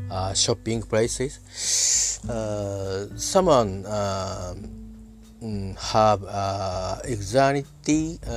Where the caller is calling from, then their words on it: Japan; I'm talking from Japan uh, at my home.